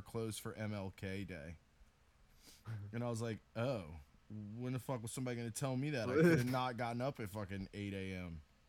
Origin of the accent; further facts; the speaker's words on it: the South, United States; I'm from the South